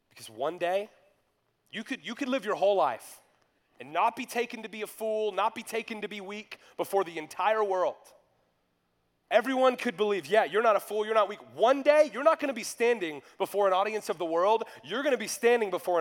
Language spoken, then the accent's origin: English; North Georgia, United States; When I was in high school, I grew up in North Georgia